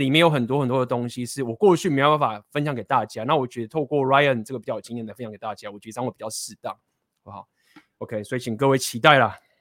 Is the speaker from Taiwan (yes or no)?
yes; Taiwan; 我们都土生， 土生土长的这个台湾人